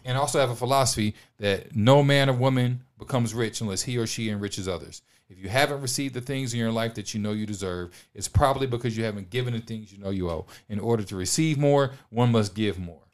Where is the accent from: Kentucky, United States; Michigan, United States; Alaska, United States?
Michigan, United States; Detroit; now in Los Angeles, United States; from Detroit, Michigan. I live in Los Angeles